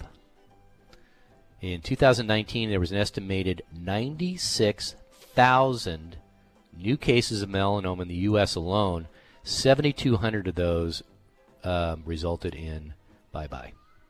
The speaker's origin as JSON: {"language": "English", "region": "Southern California", "country": "United States", "tie": "born or raised there", "said": "back when I grew up in Southern California"}